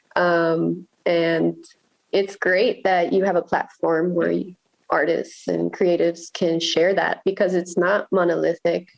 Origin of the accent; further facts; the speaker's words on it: Miami, Florida, United States; moved away as an adult; also born or lived in Virginia / Nicaragua; now in Baltimore, United States; I grew up in Miami